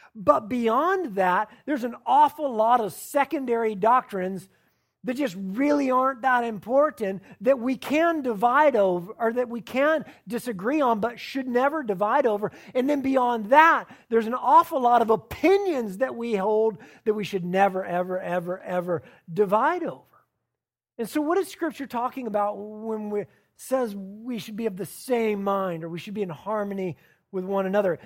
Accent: the South, United States; I'm from the South

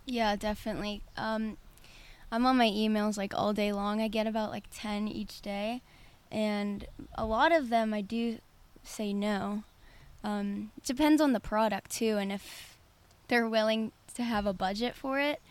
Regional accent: Pittsburgh, Pennsylvania, United States; I grew up in Pittsburgh, lived here my whole life

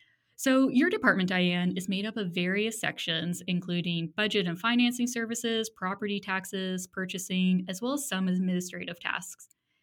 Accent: Ajax, Ontario, Canada; moved away; being born and raised in Ajax

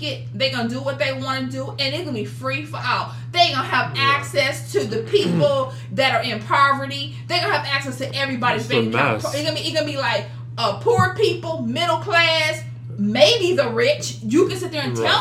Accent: United States

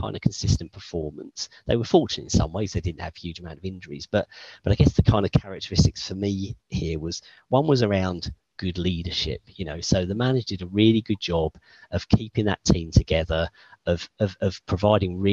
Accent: United Kingdom; now in Luxembourg; as a Brit

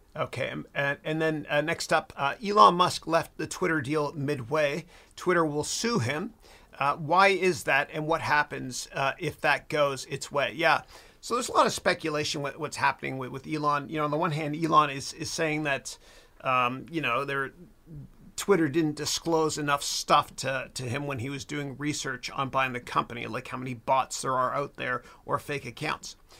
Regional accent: Mississauga, Ontario, Canada; moved away; my hometown of Mississauga in Canada

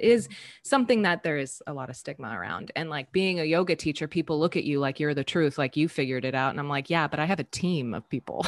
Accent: Southern California, United States; moved away as an adult; also born or lived in Colorado; now in San Francisco, United States; I'm originally from Southern California, and I say I'm from San Francisco now because that is home

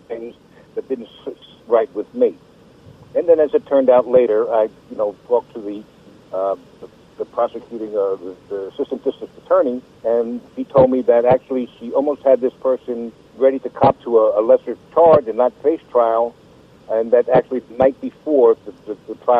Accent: New York, United States; now in North Carolina, United States; now I've been in North Carolina 35 years, but formerly I'm from New York

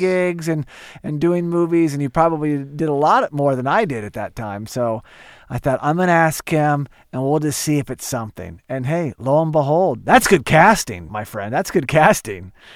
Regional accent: Tulsa, Oklahoma, United States; my hometown, Tulsa, Oklahoma.

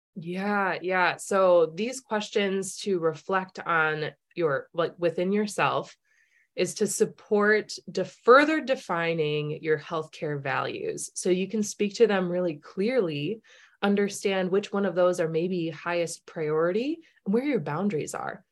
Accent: Minnesota, United States; we're Minnesotan, you know, we're Midwestern

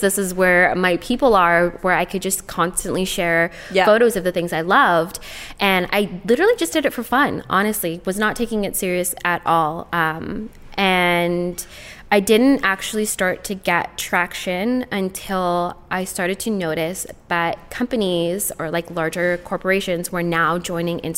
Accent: Toronto, Ontario, Canada; I am from Toronto

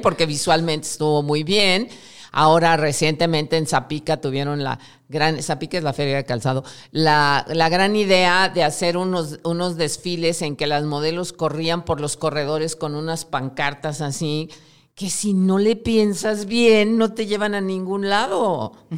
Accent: Mexico

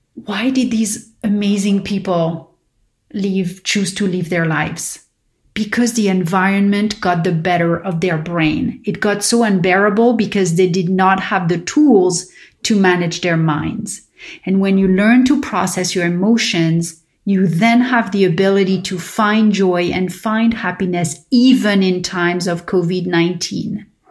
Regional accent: Paris, Île-de-France, France; moved away; growing up in Paris with my father who was diabetic.

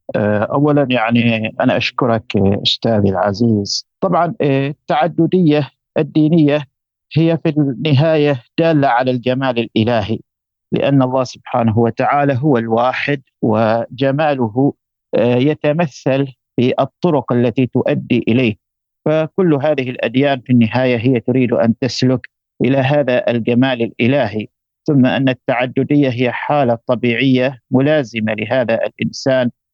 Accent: Oman; عندنا في عمان

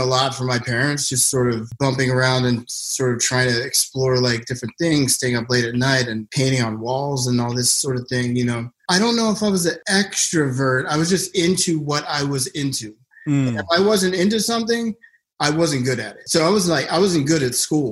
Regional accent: Philadelphia, Pennsylvania, United States; moved to Philly for, I don't know what reason, but that's where I was born and grew up

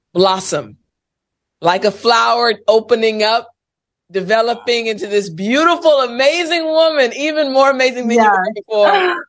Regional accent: United States; I'm American

